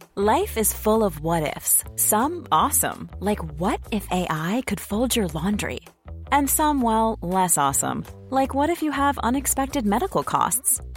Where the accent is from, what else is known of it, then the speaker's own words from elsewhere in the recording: Newcastle upon Tyne, North East England, United Kingdom; I'm a Geordie. I'm from Newcastle.